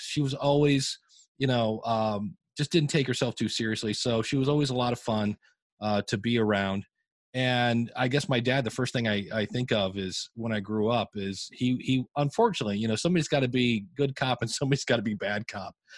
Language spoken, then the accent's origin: English; Akron, Ohio, United States; I grew up in Akron, Ohio